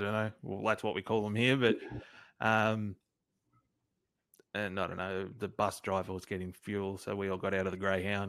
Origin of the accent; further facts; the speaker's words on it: Australia; accent: Aussie; someone didn't believe I was from Australia